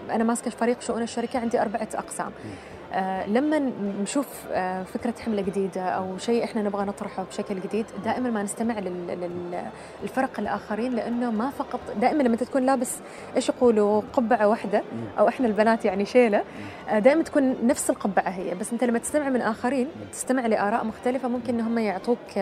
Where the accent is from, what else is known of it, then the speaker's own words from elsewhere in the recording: Oman; نحن عمانيين